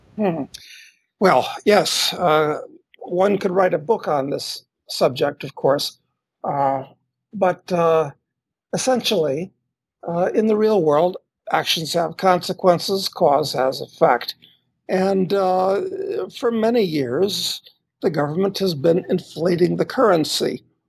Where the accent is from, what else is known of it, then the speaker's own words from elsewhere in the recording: United States; moved away as an adult; I'm an American, and uh, I still spend time in the U.S., but I've been to 175 countries. I've lived in 12 at this point